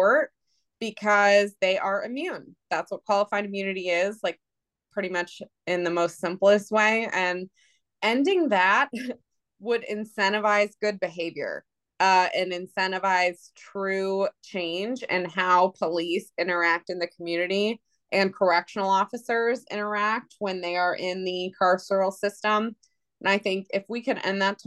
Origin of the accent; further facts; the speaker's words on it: Northern Virginia, United States; now in Ohio, United States; I grew up in Northern Virginia, came to Ohio, never left